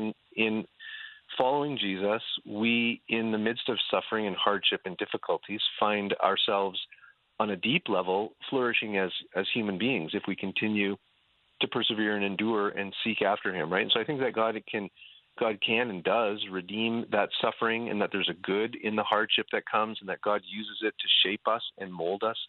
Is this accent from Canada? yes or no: yes; Canada; also born or lived in Dubuque, Iowa; now in Southern California, United States; growing up in Canada